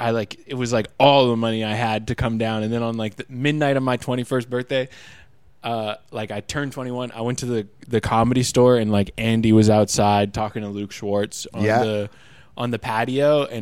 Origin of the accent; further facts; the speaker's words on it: Vancouver, British Columbia, Canada; moved away as an adult; now in United States; he saw that I was from Vancouver